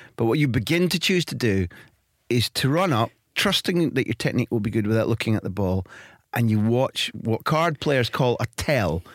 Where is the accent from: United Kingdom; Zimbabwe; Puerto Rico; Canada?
United Kingdom; Scotland; accent: Scottish